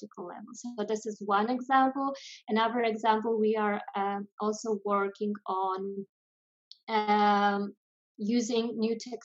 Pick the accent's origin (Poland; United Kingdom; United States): Poland; moved away as an adult; also born or lived in France / Amsterdam, Netherlands; now in Spain; I'm originally from Poland, but I left Poland when I was 18